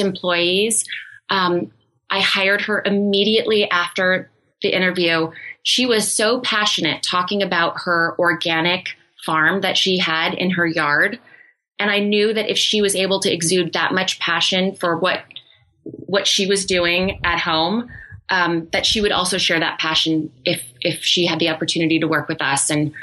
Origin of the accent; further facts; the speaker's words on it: Iowa, United States; Growing up in Iowa, we didn't venture out of the country at all